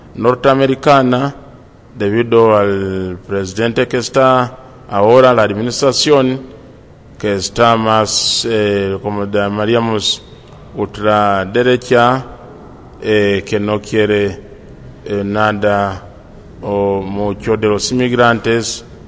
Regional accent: Uganda; also born or lived in Colombia; now in California, United States; soy de Uganda

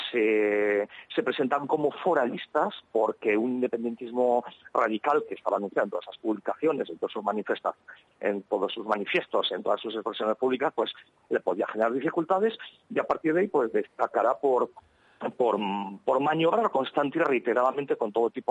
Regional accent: Navarre, Spain; como Navarro, pues quería eh, estudiar el, el vasco en su conjunto

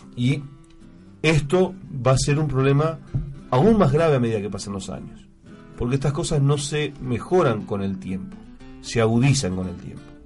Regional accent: Argentina; como argentino y como veterano de guerra

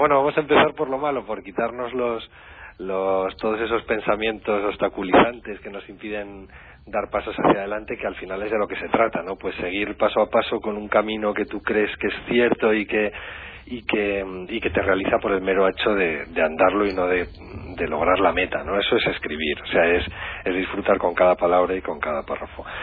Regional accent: La Rioja, Spain; Yo soy vecinito riojano, pero me siento muy de allá.

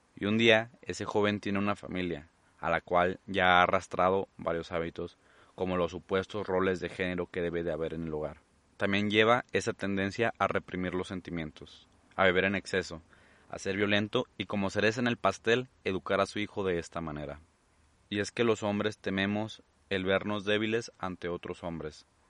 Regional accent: Mexico; mi país, México

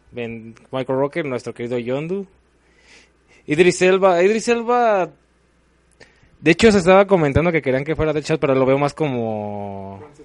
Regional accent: Mexico; nosotros como mexicanos

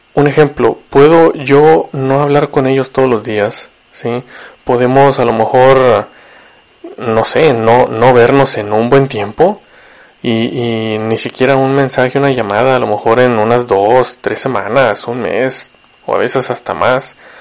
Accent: Ciudad Victoria, Tamaulipas, Mexico; moved away as an adult; now in Monterrey, Mexico; yo vivo en Monterrey, soy de Victoria, Tamaulipas

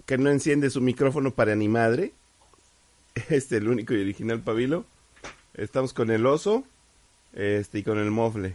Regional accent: Mexico; somos mexicanos

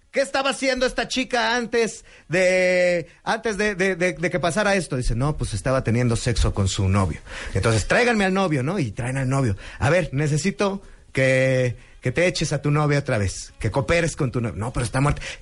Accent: Mexico City, Mexico; also born or lived in Narvarte, Mexico City; yo soy de Iztapalapa y actualmente pues vivo en la colonia Narvarte, o sea, ya vivo más o menos eh, rodeado de la clase media

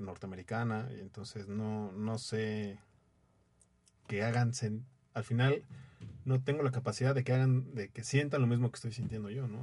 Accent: Mexico; como mexicano

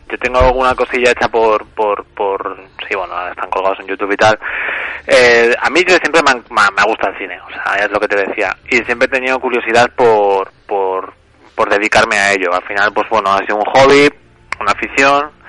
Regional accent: Valdepeñas, Castilla-La Mancha, Spain; moved away as an adult; now in Tarragona, Spain; Vivo en Tarragona, pero soy de Valdepeñas, de Ciudad Real.

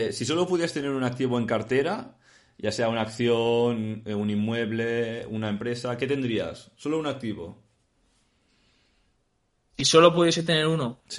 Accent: Madrid, Community of Madrid, Spain; Yo soy de Madrid, sí.

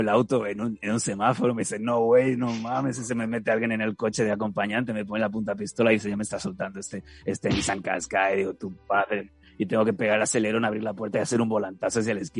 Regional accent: Mexico; a que te lo tenga que preguntar yo que soy mexicano.

